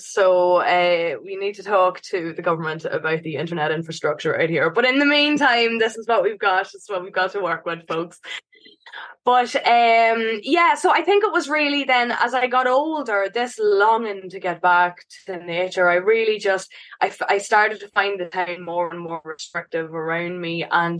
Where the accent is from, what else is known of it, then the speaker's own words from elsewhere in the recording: Dundalk, Leinster, Ireland; also born or lived in Canada; When I was born in Canada, in the absolute northernmost reaches of Canada, and came back to Ireland when I was one, lived in this big Victorian pub in the centre of Dundalk town